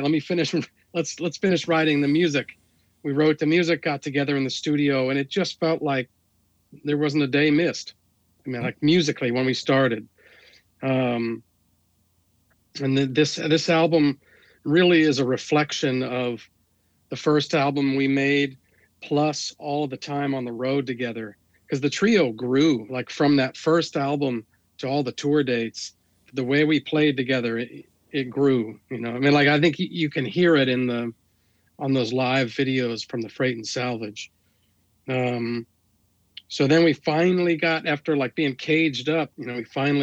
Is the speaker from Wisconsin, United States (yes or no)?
no; Washington, District of Columbia, United States; moved away